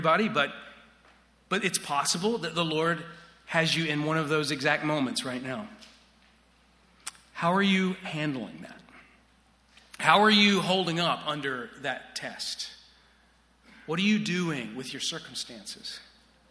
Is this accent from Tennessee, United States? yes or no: yes; Chattanooga, Tennessee, United States; moved away; I grew up in Chattanooga, Tennessee